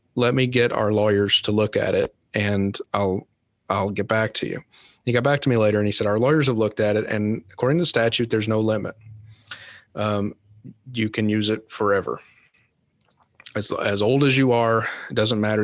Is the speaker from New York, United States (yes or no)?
no; Kentucky, United States; now in Louisville, United States; my stepdad was a volunteer firefighter in my hometown in Kentucky